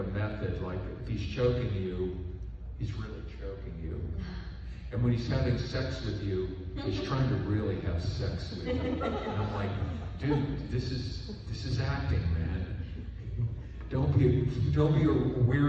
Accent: Pittsburgh, Pennsylvania, United States; I'm from Pittsburgh, Pennsylvania. I grew up in the steel mill area of Pittsburgh.

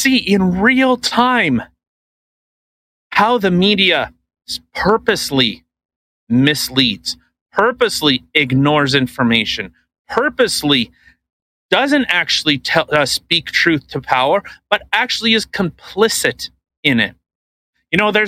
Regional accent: Canada; We're Canadian

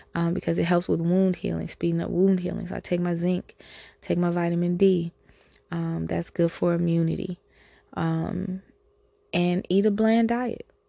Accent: United States; I'm an American human

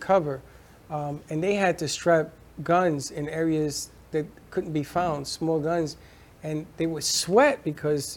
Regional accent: New York City, New York, United States; where I grew up in Popham Avenue, which is covered by the 4-4

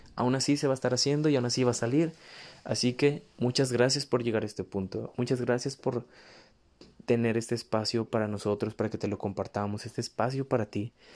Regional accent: Mexico; also born or lived in northern Mexico; desde mi perspectiva como mexicano, básicamente vivo en el norte

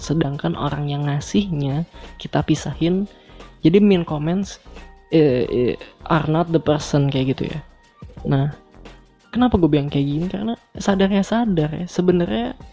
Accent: Bandung, West Java, Indonesia; moved away as an adult; now in Surakarta, Indonesia; Gue kuliah di Solo nih, sedangkan gue aslinya adalah dari Bandung. Seumur hidup gue habiskan di Bandung sampai SMA, dan gue tinggal di lingkungan yang homogen.

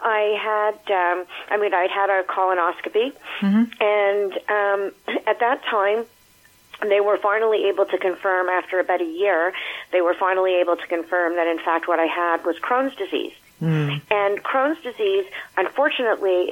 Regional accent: Montreal, Quebec, Canada; I live in Montreal, Quebec. I've been here all my life. I've grown up here.

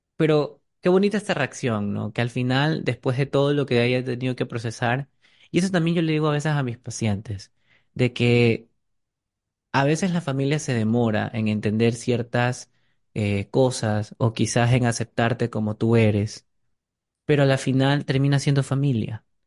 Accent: Ecuador; como ecuatorianos

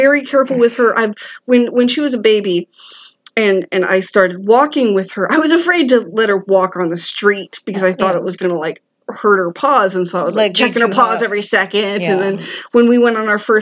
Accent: the North, United States; moved away; I'm from the North

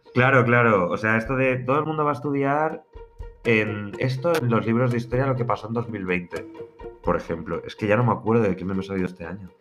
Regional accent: Madrid, Community of Madrid, Spain; somos dos madrileños

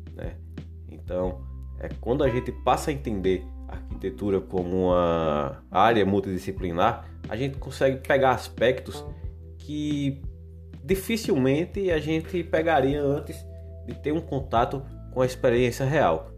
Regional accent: Alagoas, Brazil; Eu sou de Alagoas

